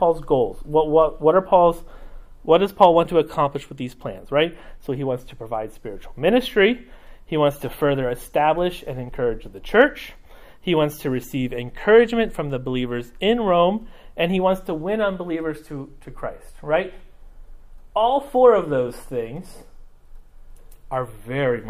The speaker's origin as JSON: {"language": "English", "country": "Mexico", "tie": "born or raised there", "moved": "yes", "said": "I grew up in Mexico"}